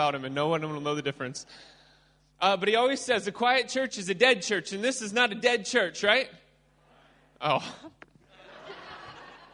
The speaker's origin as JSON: {"language": "English", "region": "Midwest", "country": "United States", "said": "not only am I from the USA, but I'm from the Midwest"}